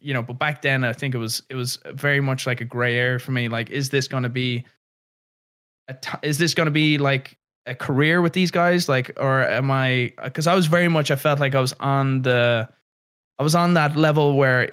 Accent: Ireland; growing up in Ireland

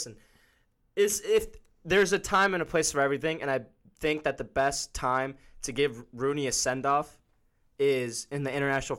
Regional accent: United States; even as an American.

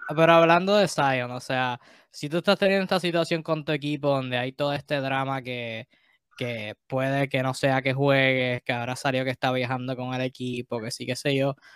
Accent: Puerto Rico; como puertorriqueño, como latino

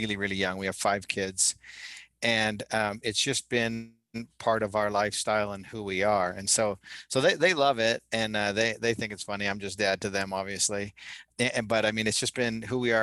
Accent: Calgary, Alberta, Canada; now in Utah, United States; I actually grew up in Canada. I'm from Calgary, Alberta.

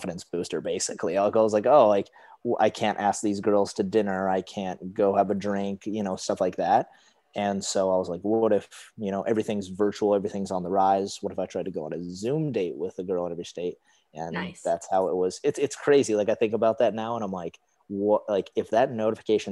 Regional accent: Huntley, Montana, United States; I'm originally from Montana, a little town right outside of Billings

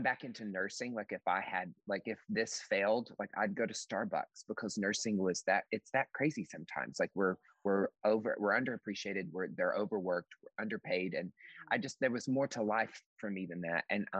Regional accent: East Tennessee, United States; now in Seattle, United States; I grew up in East Tennessee and in the mountains

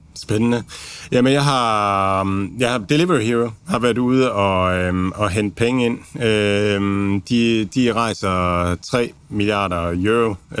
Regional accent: Denmark; som danskere har vi været vant til

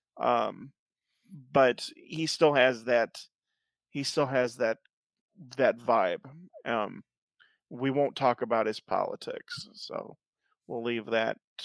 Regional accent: Southern Illinois, United States; also born or lived in Springfield, Missouri; growing up in Southern Illinois

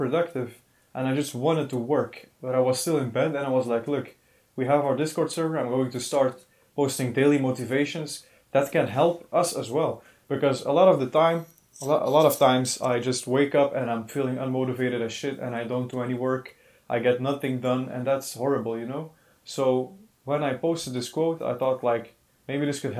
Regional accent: Belgium; we are from Belgium

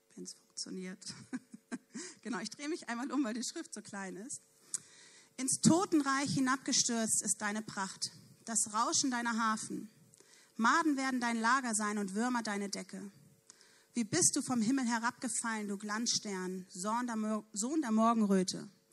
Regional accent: Neumünster, Schleswig-Holstein, Germany; ich komme ja nun aus Neumünster

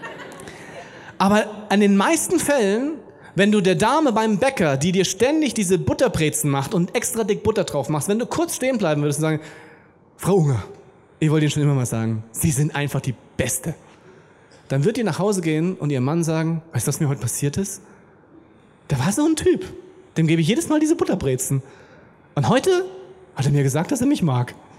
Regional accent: Germany; wir sind Deutsche

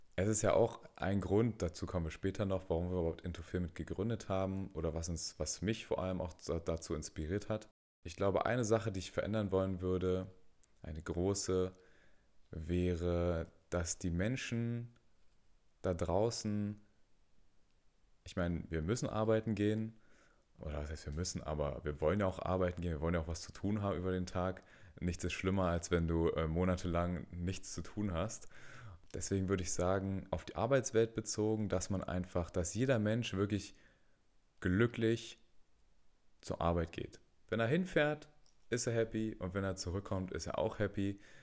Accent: Berlin, Germany; tatsächlich auch in Berlin geboren und aufgewachsen

